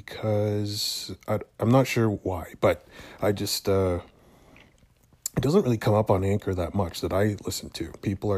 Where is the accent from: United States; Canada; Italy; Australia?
Canada; I am Canadian.